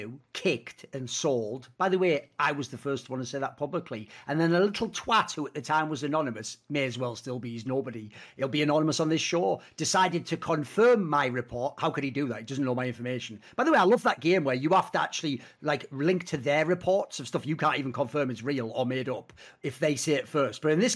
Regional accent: Spain; because I'm from Spain and they're from Spain

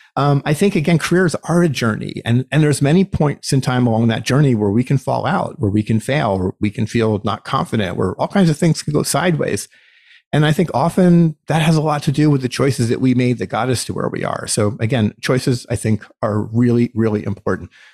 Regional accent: United States; as an American citizen

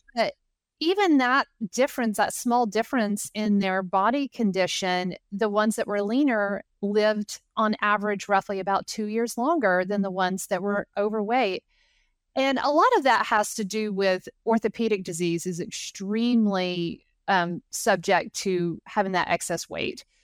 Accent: Knoxville, Tennessee, United States; I actually grew up about two miles from the campus

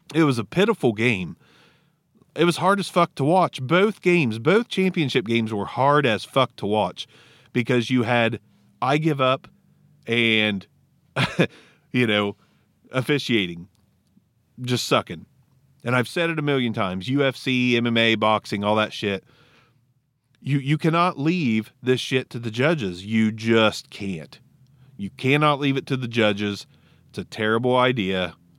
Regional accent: Ohio, United States; I'm from Ohio. I'm two hours from Cincinnati.

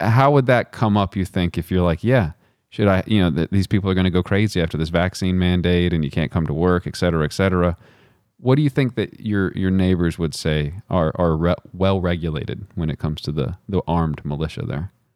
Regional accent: Midland, Texas, United States; now in Virginia, United States; I'm from Midland, Texas

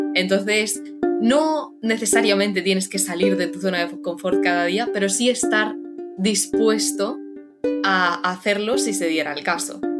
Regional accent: Cartagena, Region of Murcia, Spain; tengo 16 años y soy de Cartagena, de la región de Murcia.

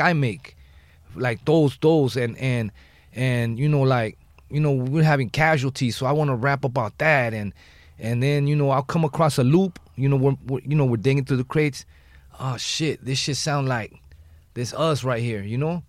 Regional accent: Los Angeles, California, United States; I'm from the West Side

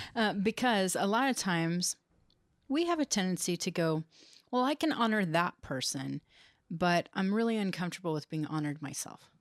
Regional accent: United States; growing up in the United States

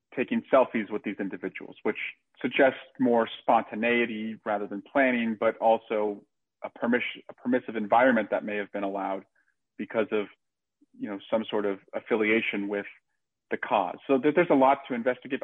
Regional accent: Alameda County, California, United States; born or raised there

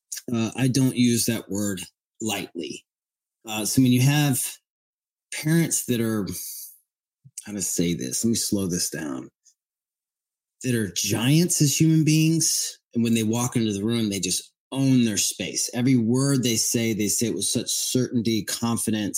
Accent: Murfreesboro, Tennessee, United States; I'm from Middle Tennessee, a place called Murfreesboro, Tennessee

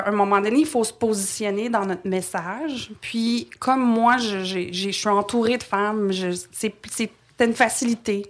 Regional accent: Montreal, Quebec, Canada; also born or lived in Trois-Rivières, Quebec; Je suis née à Trois-Rivières, mais euh, je pense que j'avais deux ans quand on a déménagé euh, à Montréal.

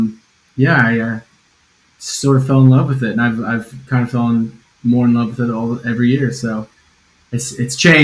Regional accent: Northwest Ohio, United States; moved away as an adult; also born or lived in New York City / Washington D.C.; now in London, United Kingdom; I'm from Northwest Ohio

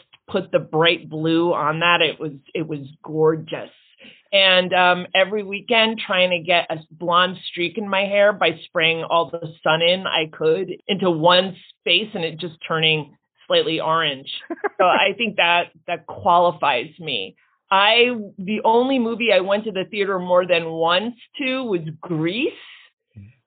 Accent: outside New York City, New Jersey, United States; I come here by way of New Jersey. I grew up outside New York City

